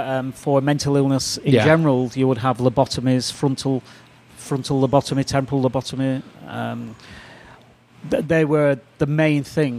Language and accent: English; United Kingdom; moved away; Yeah, well, I'm a Brit, and I was trained. All my training is from the UK.